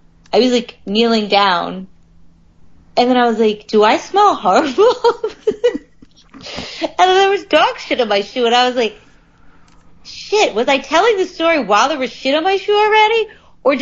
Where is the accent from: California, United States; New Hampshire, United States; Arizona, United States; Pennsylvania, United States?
Pennsylvania, United States; Harrisburg; as someone from Harrisburg, I don't think you could call it a big city.